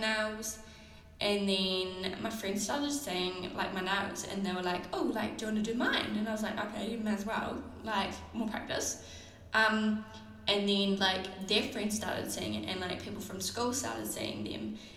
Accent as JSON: {"language": "English", "country": "New Zealand", "said": "I'm a Kiwi."}